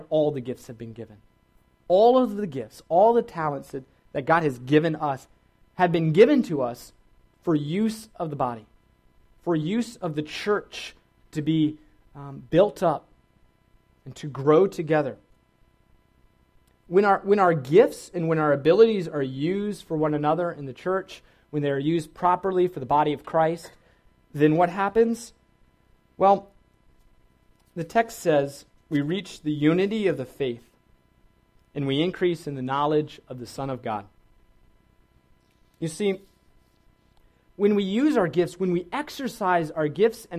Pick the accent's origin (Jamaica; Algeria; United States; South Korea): United States; Virginia; I grew up in Virginia, which is a great place.